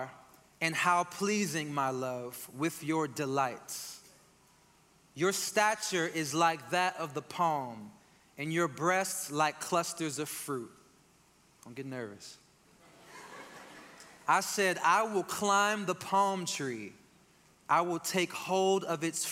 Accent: Northeast, United States; being from and growing up in the Northeast

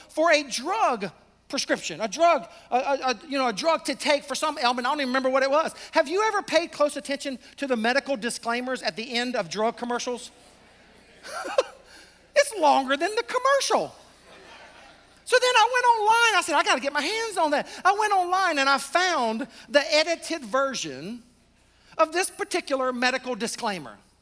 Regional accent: the South, United States; I'm from the South

